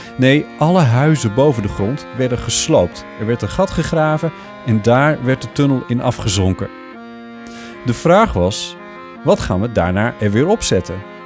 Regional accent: Amsterdam, North Holland, Netherlands; als Amsterdammer

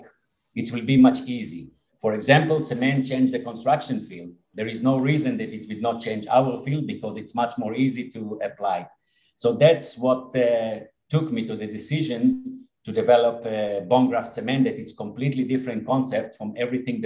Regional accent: Israel; I was born and raised here in Israel, and most of my life have been spent here in Israel

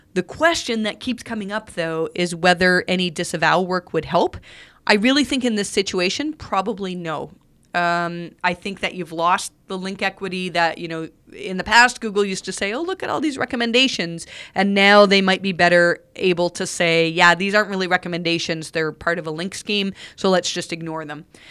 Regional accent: Canada; I'm Canadian

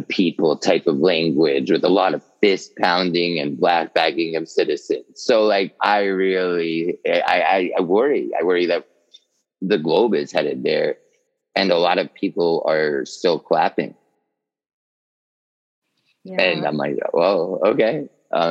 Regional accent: New York, United States; I'm from New York

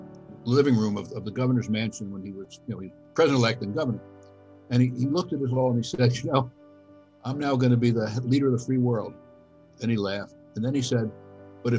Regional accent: Miami Beach, Florida, United States; also born or lived in New York; I grew up in Miami Beach, Florida. Well, I was born in New York, but I grew up in Miami Beach

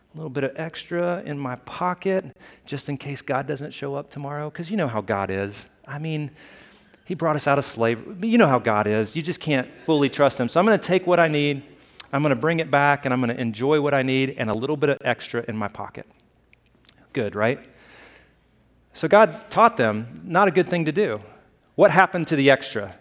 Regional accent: Alabama, United States; moved away; I grew up in Alabama

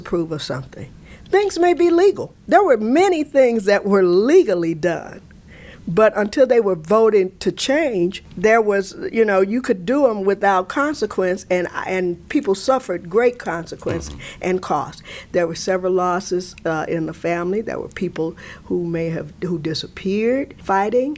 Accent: Alabama, United States; now in Chicago, United States; growing up in Alabama

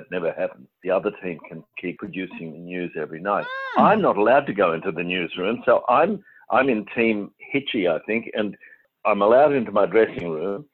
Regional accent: Queensland, Australia; I grew up in Queensland

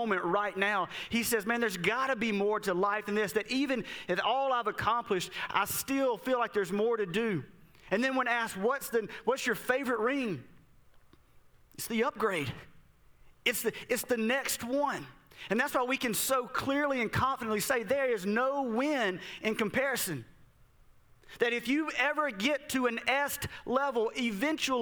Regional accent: Southern Mississippi, United States; This is where I grew up in Southern Mississippi

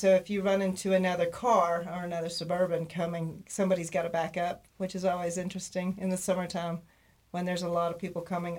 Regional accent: Texas, United States; moved away; from my brother and sister. They named me that when I was a baby. I'm from Texas originally.

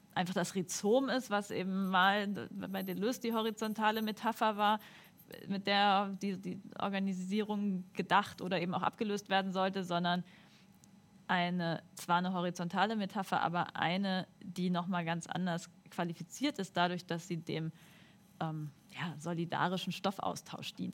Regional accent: Northern Germany, Germany; also ich bin Norddeutsche

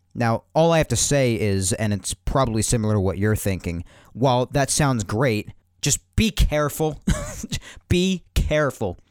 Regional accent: New York, United States; I'm a New Yorker

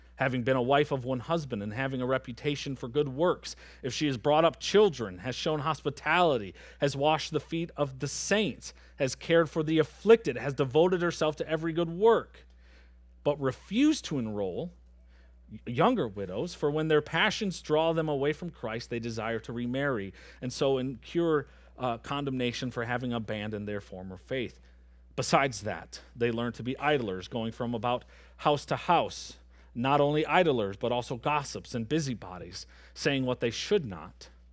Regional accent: Michigan, United States; moved away as an adult; now in Antigo, United States; I'm from Michigan

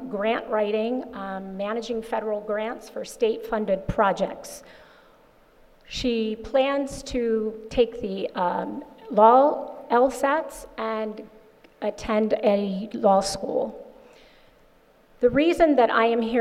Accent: Bishopville, Maryland, United States; moved away as an adult; also born or lived in Ohio; now in Sussex County, United States; I am not a native of Sussex County, but I am from Bishopville, Maryland.

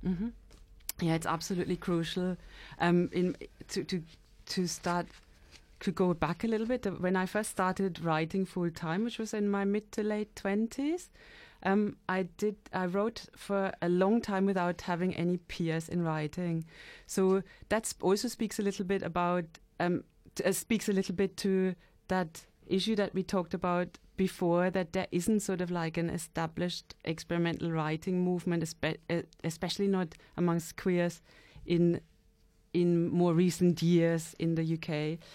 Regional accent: London, United Kingdom; being a Londoner.

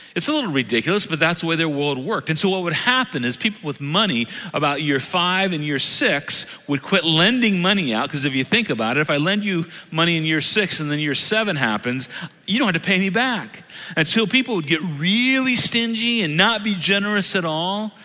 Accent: United States; I love being an American

